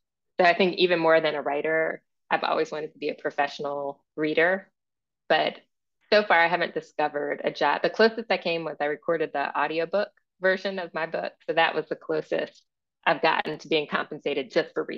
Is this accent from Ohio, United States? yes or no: yes; Akron, Ohio, United States; I grew up in Akron